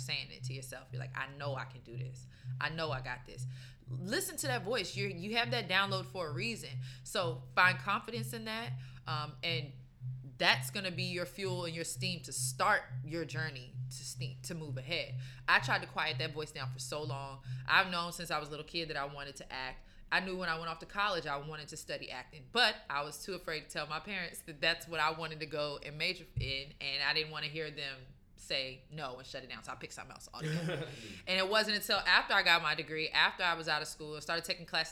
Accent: Maryland, United States; moved away as an adult; now in New York, United States; I'm from Maryland too

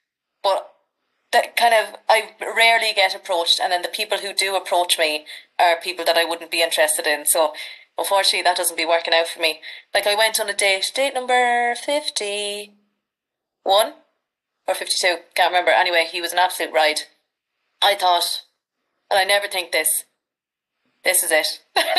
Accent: Midlands, Ireland; accent: Irish Midlands; Delighted to be here, and I hope people who are listening to your podcast understand my accent and everything all right.

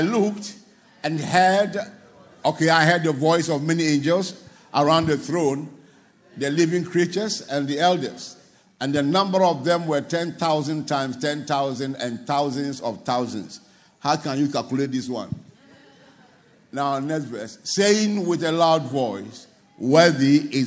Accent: Ghana; as I was growing up, I would check the map of Ghana, my town would not be there.

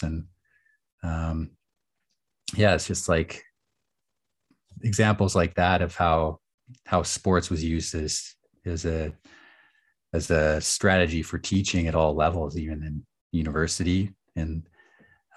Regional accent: Nanaimo, British Columbia, Canada; also born or lived in Edmonton, Alberta; I was born in Edmonton, and I lived there for several years. So I was about 8, and then I moved to Nanaimo, and spent the winters in the school year rather in Nanaimo

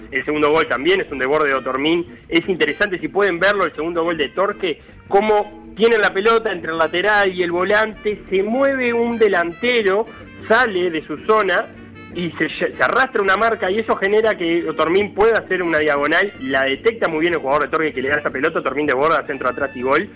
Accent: Montevideo, Uruguay; como montevideanos

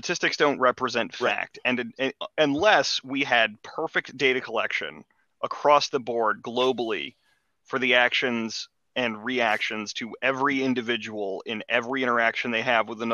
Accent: Prince George's County, Maryland, United States; I grew up in Prince George's County, Maryland, growing up as a white dude

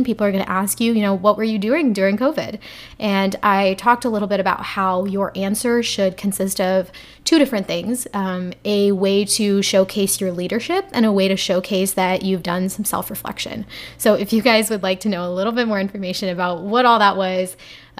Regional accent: Texas, United States; we're both from Texas

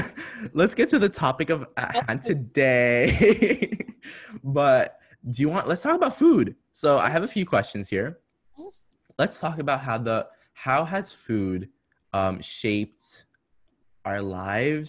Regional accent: Morocco; I am from Morocco.

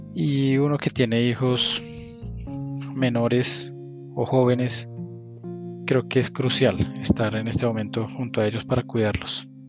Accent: Colombia; como colombiano

